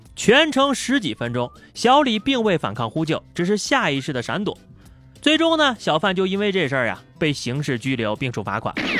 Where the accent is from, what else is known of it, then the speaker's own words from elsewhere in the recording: China; 作为一个中国人